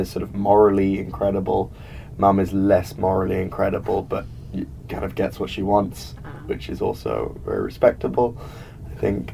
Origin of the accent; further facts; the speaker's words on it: London, United Kingdom; moved away; also born or lived in New York; from London, England